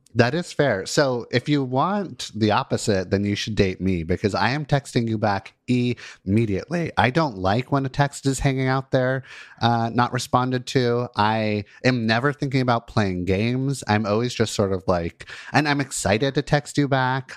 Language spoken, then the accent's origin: English; Los Angeles, California, United States; I grew up in Los Angeles